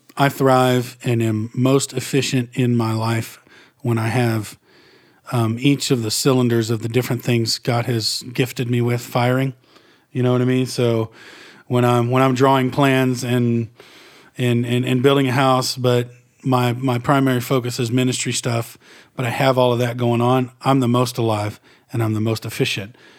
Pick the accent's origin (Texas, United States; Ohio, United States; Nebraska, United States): Texas, United States; Northeast; I grew up in Redneck, Northeast Texas